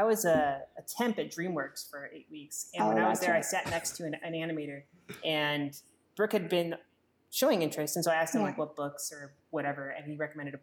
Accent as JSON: {"language": "English", "town": "Syracuse", "region": "New York", "country": "United States", "tie": "born or raised there", "also_born_or_lived": "Arkansas", "moved": "as an adult", "said": "Syracuse University in my hometown"}